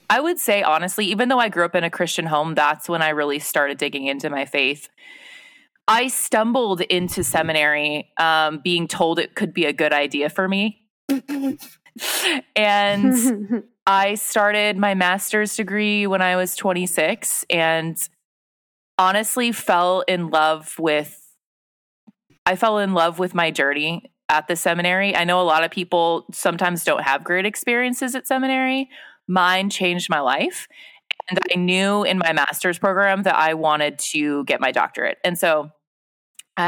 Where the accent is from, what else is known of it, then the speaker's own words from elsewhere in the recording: Pleasanton, California, United States; moved away as an adult; also born or lived in Los Angeles, California; now in Sioux Falls, United States; I grew up near in Northern California in a town called Pleasanton.